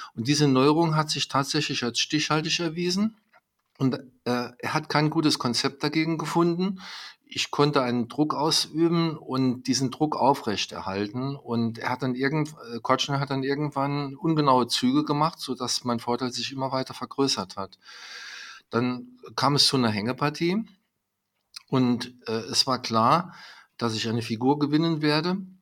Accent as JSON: {"language": "German", "area": "home town directly on the French border", "region": "Saarland", "country": "Germany", "tie": "born or raised there", "said": "mein Heimatort, es liegt direkt an der französischen Grenze"}